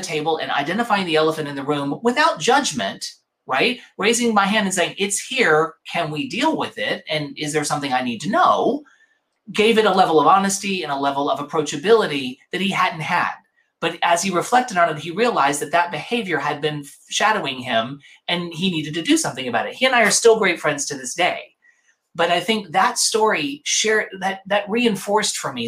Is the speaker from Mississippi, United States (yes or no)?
yes; Mississippi, United States; also born or lived in New York; now in Los Angeles, United States; growing up in Mississippi